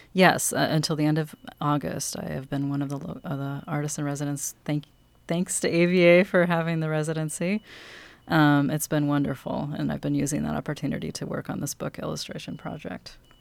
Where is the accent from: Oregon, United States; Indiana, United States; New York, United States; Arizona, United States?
Oregon, United States; Cannon Beach; I'm a locally raised author. I was born in Cannon Beach